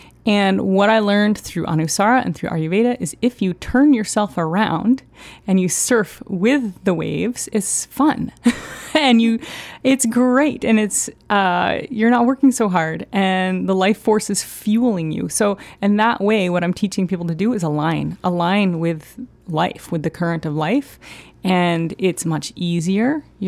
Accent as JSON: {"language": "English", "area": "Down East", "region": "Maine", "country": "United States", "tie": "born or raised there", "lives_now": "Portland, United States", "said": "I grew up in Down East Maine. So I always grew up in a wild landscape."}